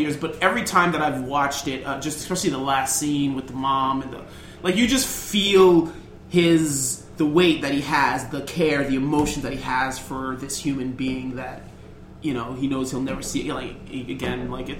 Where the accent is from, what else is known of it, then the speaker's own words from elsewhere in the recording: Jamaica; in my culture, I'm Jamaican.